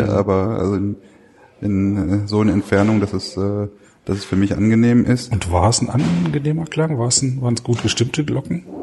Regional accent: North Rhine-Westphalia, Germany; Ich komme aus dem Ruhrgebiet.

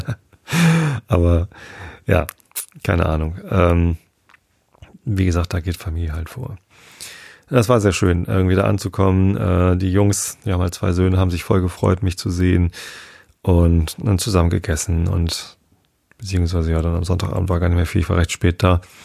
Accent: Northern Germany, Germany; Wir sind ja beide hier in Norddeutschland aufgewachsen

